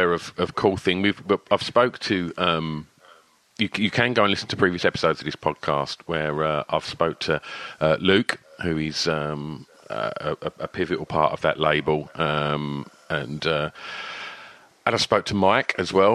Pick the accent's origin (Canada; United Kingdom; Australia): United Kingdom; Rayleigh, East of England; born or raised there; also born or lived in Southend